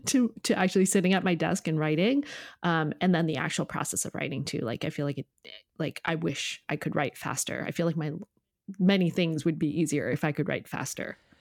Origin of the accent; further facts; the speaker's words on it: Connecticut, United States; I grew up in Connecticut